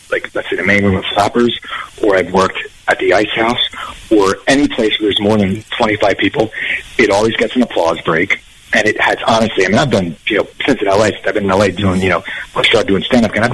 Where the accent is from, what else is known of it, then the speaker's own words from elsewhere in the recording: New Jersey, United States; I grew up in New Jersey